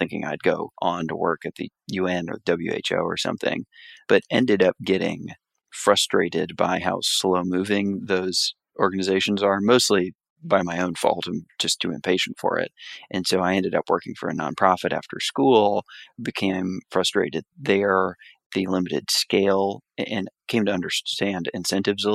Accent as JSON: {"language": "English", "region": "South Florida", "country": "United States", "tie": "born or raised there", "moved": "yes", "said": "So I'm originally from Florida, grew up in South Florida, the son of a single mother."}